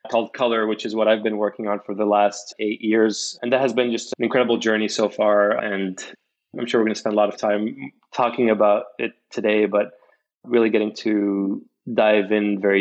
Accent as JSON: {"language": "English", "town": "Casablanca", "region": "Casablanca-Settat", "country": "Morocco", "tie": "born or raised there", "also_born_or_lived": "Bay Area, United States", "moved": "as an adult", "lives_now": "United States", "said": "I'm originally from Morocco. I was born in Casablanca, where I grew up"}